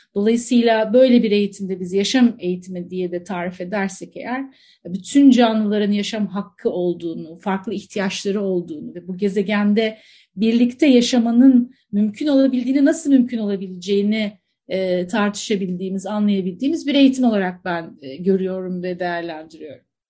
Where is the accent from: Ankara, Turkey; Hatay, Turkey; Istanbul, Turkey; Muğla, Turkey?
Hatay, Turkey; Antakya; Çok doğanın içerisinde büyümüş Antakyalı birisiyim